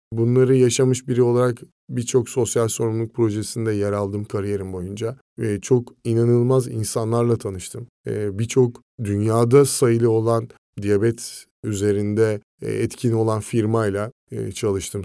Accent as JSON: {"language": "Turkish", "region": "Ankara", "country": "Turkey", "tie": "born or raised there", "moved": "as an adult", "lives_now": "Izmir, Turkey", "said": "Ankara'da doğup büyüdüm"}